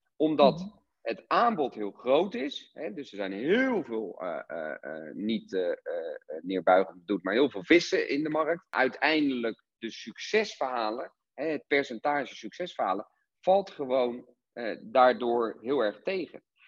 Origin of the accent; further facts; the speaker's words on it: Rotterdam, South Holland, Netherlands; ik kom uit Rotterdam